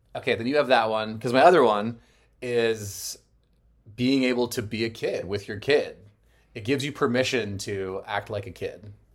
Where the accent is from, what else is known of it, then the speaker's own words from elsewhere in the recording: Arizona, United States; moved away; I'm from Arizona